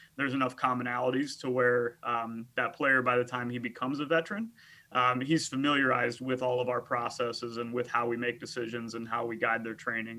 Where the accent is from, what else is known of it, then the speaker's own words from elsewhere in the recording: United States; I played four years at Augustana College in my hometown